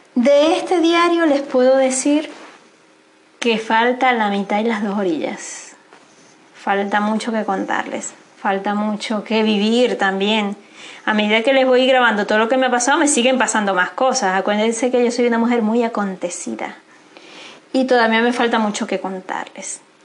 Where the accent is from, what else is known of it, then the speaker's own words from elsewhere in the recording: Venezuela; moved away as an adult; Si volvería a Venezuela, quizás volvería, eh, evidentemente voy a volver en algún minuto, pero no sé si es para volver a vivir allá